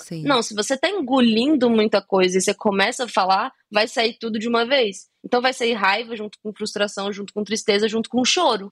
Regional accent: Brasília, Federal District, Brazil; eu sou de Brasília

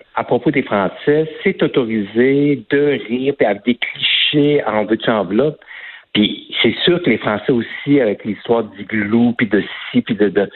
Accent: Quebec, Canada; je suis né au Québec, de parents français, donc je j'ai pas l'accent français

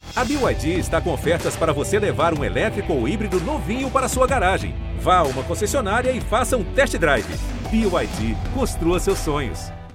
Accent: São Gonçalo dos Campos, Bahia, Brazil; sou natural da cidade de São Gonçalo dos Campos, na Bahia

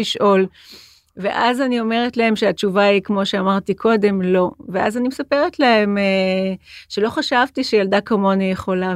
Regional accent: Jerusalem, Jerusalem District, Israel; now in Tel Aviv, Israel; אני ירושלמית, ואני גרה בתל אביב

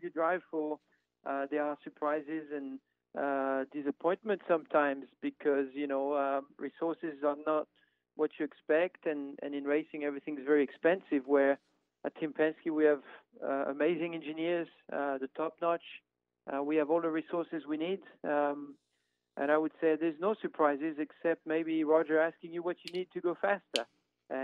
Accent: France; moved away; I grew up in France

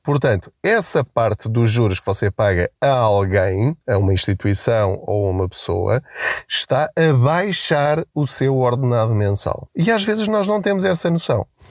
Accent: Portugal; nós enquanto portugueses

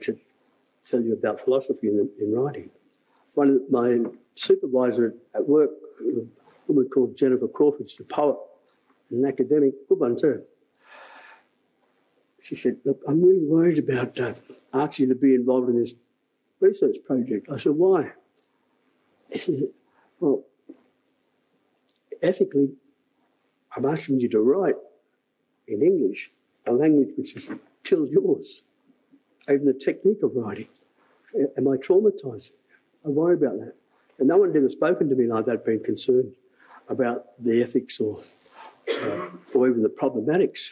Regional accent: Bourke, New South Wales, Australia; the old people I grew up with in Bourke

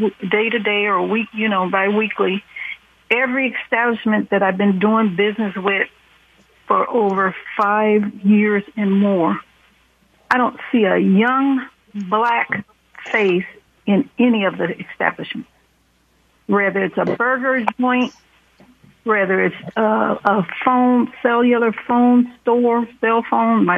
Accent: Oakland, California, United States; I was raised in Oakland

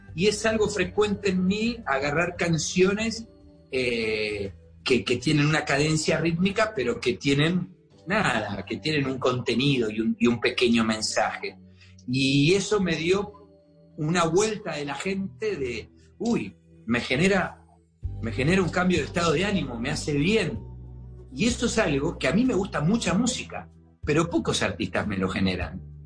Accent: Argentina; now in Miami, United States

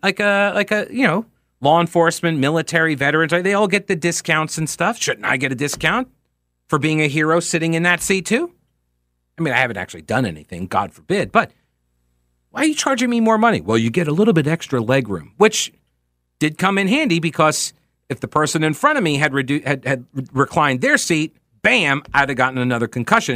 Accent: New York, United States; accent: New York; moved away

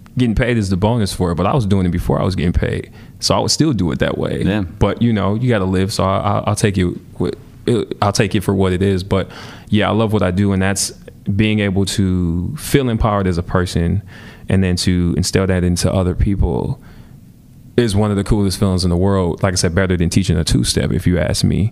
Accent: Milwaukee, Wisconsin, United States; growing up in Milwaukee

